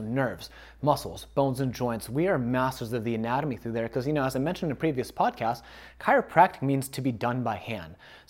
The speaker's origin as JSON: {"language": "English", "town": "Chicago", "region": "Illinois", "country": "United States", "moved": "yes", "said": "I moved from Chicago. I'm from the Midwest."}